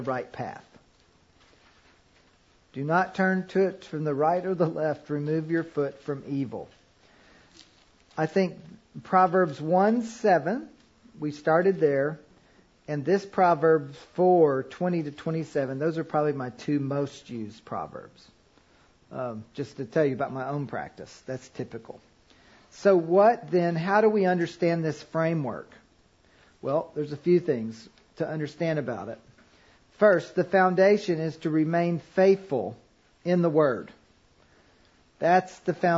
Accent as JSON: {"language": "English", "region": "Kentucky", "country": "United States", "tie": "born or raised there", "said": "I grew up in Kentucky"}